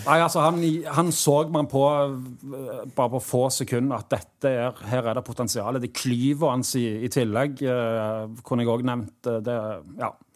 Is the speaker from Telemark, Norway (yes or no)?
no; Stavanger, Rogaland, Norway; spilte i Vassøy, der jeg vokste opp